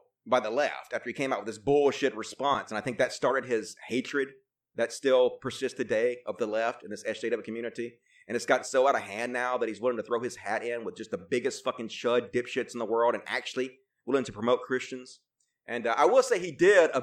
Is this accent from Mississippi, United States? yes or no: yes; Mississippi, United States; I grew up in Mississippi and I had a Mississippi education